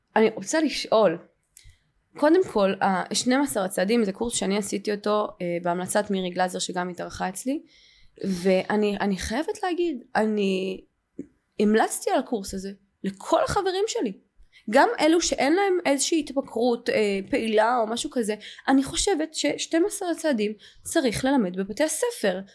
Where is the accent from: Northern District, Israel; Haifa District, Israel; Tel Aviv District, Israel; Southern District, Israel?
Tel Aviv District, Israel; Ramat Gan; וגדלתי אה, וגד, בשכונה כאילו טובה ברמת גן